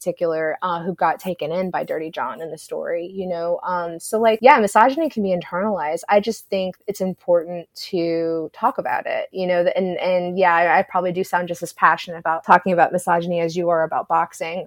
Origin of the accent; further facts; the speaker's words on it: Georgia, United States; I grew up in Georgia